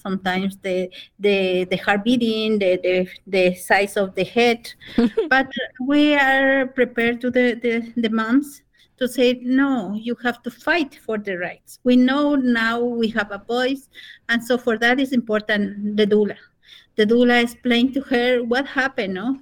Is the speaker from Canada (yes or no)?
no; Otavalo, South America, Imbabura, Ecuador; English is a second language; now in United States; I'm a native from South America. I'm a Quichua Otavalo